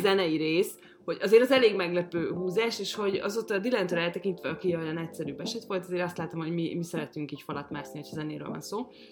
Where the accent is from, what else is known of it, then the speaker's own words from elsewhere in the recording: Hungary; ezek a gyökereim, és magyar vagyok